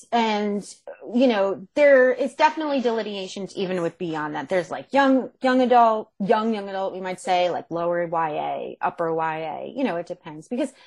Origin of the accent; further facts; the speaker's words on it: Monmouth County, New Jersey, United States; moved away; I'm from New Jersey originally. I'm from Monmouth County, which is Central Jersey